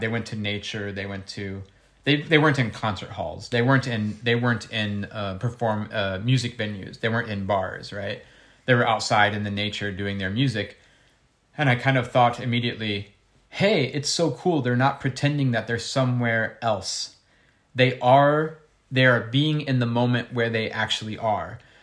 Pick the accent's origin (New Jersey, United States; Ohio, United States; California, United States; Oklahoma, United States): Ohio, United States; in school, uh, growing up in Ohio